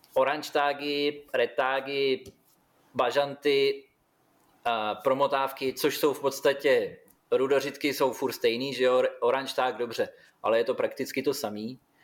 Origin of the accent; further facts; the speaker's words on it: Vlašim, Central Bohemian Region, Czechia; moved away as an adult; now in Australia; u nás ve Vlašimi byla samozřejmě partička, který to dělali, že jo, kde i táta byl v té době uh, jeden z nich